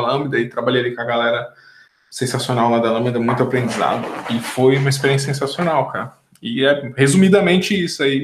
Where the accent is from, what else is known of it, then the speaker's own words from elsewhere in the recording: São Paulo, Brazil; moved away as an adult; now in Portugal; nasci na Zona Leste, depois morei muitos anos ali no litoral de São Paulo, e depois de adulto voltei a morar em São Paulo